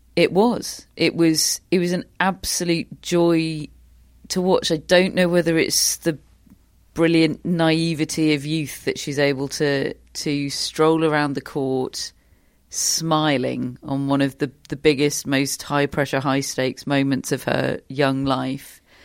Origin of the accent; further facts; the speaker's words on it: United Kingdom; we're so programmed as British sports fans